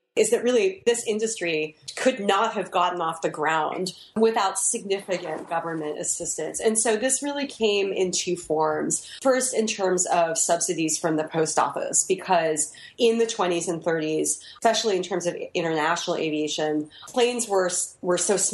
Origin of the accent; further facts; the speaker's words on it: Dayton, Ohio, United States; moved away; also born or lived in New York; I grew up in Dayton, Ohio